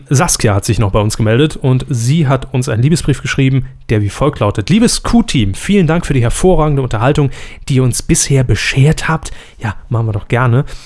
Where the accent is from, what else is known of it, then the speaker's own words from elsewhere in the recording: Lower Saxony, Germany; born there; komme ich als gebürtiger Ostfriese nicht umhin, euch wissen zu lassen, dass Bölken im Plattdeutschen so viel wie Schreien oder brüllen bedeutet